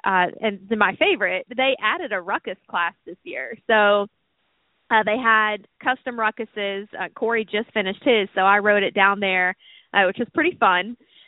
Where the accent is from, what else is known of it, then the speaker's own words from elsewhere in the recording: Sarasota, Florida, United States; the Bay here in Sarasota, and you guys have heard me talk about that a lot, not just because this is my hometown.